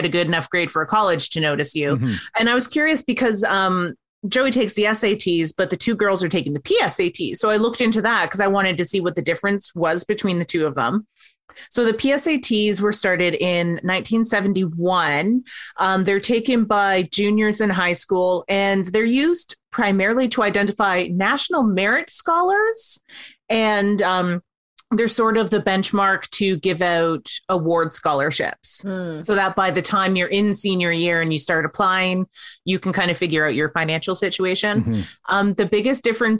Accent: Canada; we're all Canadian

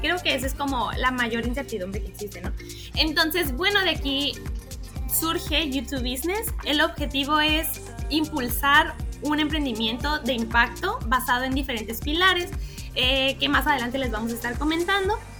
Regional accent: Mexico; now in Ecuador; como se diría en México, de donde yo soy

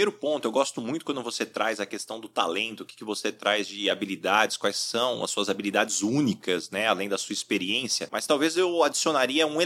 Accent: São José do Rio Preto, São Paulo, Brazil; sou de São José do Rio Preto

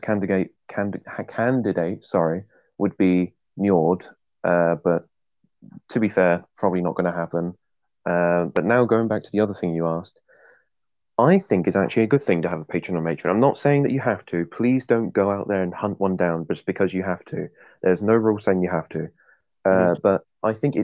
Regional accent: England, United Kingdom; I'm English.

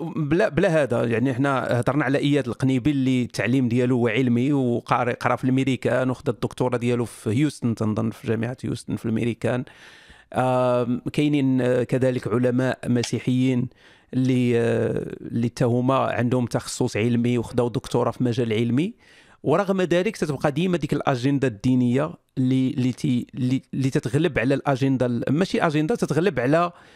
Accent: Morocco; حنا كمغاربه

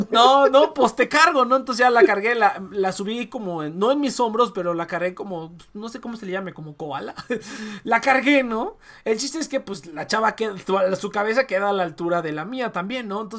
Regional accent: Honduras; se llenó bien cabrón de, de hondureños y de así. Yo vengo de Honduras

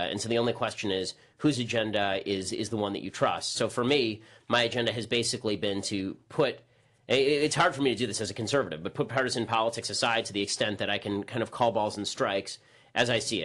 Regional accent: Los Angeles, California, United States; also born or lived in Boston; I grew up in North Hollywood and Burbank, and yeah, I've spent my entire life basically in L.A.

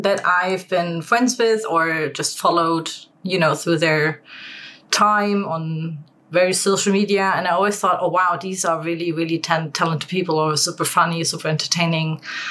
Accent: Germany; accent: German; English is a second language; I'm German, if you can tell by my accent.

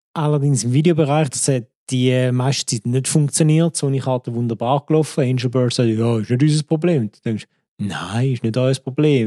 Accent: Switzerland; als richtiger Schweizer Staatsbürger

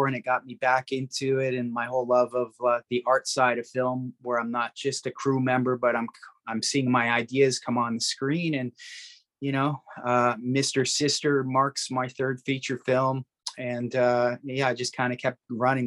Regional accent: Toronto, Ontario, Canada; moved away; I'm from Toronto

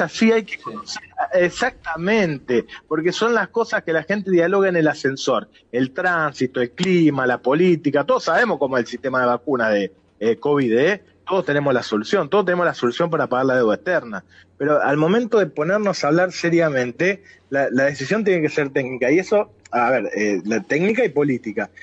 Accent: Rosario, Santa Fe, Argentina; como rosarino

